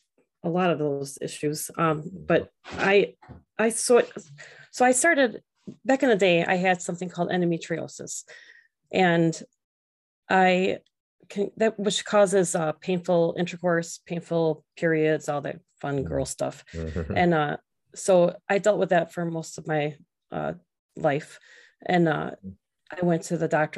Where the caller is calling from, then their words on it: Illinois, United States; I am calling from a suburb of Chicago.